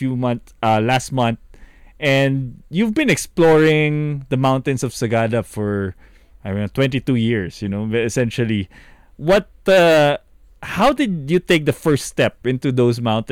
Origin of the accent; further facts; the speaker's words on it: Philippines; as a Filipino